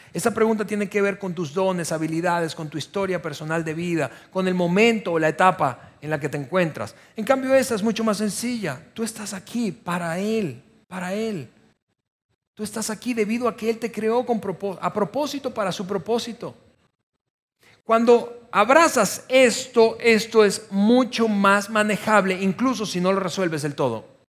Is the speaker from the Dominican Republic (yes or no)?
no; Venezuela; moved away as an adult; somos extranjeros y particularmente descubriendo que somos venezolanos